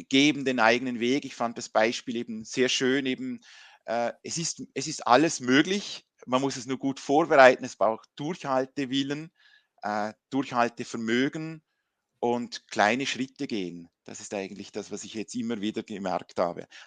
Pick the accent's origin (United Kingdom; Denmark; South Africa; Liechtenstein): Liechtenstein; also born or lived in Switzerland; ich bin Liechtensteiner und auch Schweizer, also meine Mutter kommt von der Schweiz, ich war in der Schweiz eben beim Studium